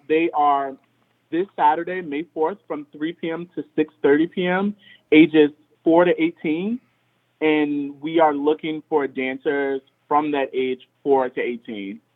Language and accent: English; Richmond, Virginia, United States; I grew up in Richmond, Virginia